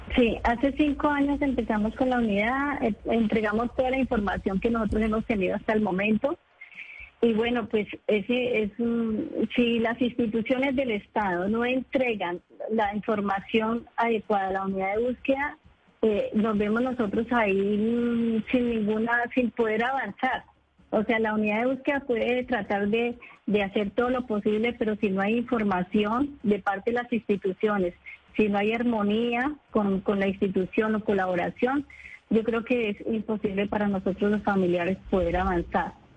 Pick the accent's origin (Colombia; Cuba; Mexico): Colombia; moved away as an adult; also born or lived in Cali; yo tuve que salir de, Colombia porque eh, estaba buscando a mi esposo